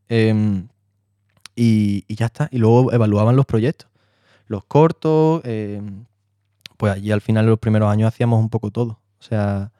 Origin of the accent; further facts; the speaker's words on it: Marbella, Andalusia, Spain; moved away as an adult; also born or lived in London; now in Madrid, Spain; soy de Marbella, te puedo especificar más, que de San Pedro Alcántara, un pueblo